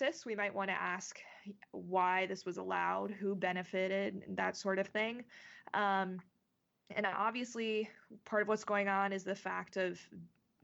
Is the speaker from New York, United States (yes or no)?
no; North Carolina, United States; my home state of North Carolina